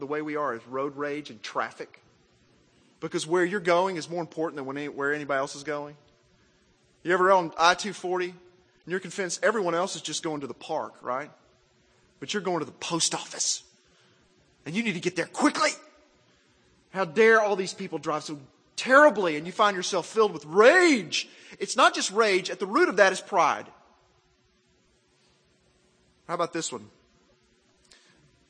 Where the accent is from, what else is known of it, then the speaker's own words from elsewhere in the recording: Arkansas, United States; also born or lived in Mississippi; I was raised in Arkansas